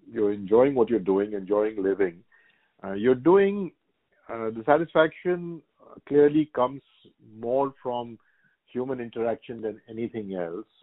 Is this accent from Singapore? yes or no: yes; Singapore; very privileged to be a to be a Singaporean. That's how I think of myself as a Singaporean and an Indian. They're, the two homes.